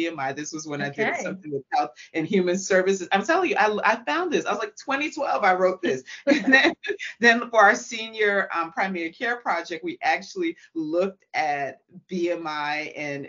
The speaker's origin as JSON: {"language": "English", "town": "Atlanta", "region": "Georgia", "country": "United States", "said": "I'm from Atlanta"}